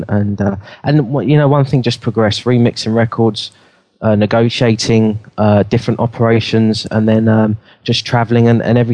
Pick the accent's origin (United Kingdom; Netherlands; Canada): United Kingdom; London; I grew up in London.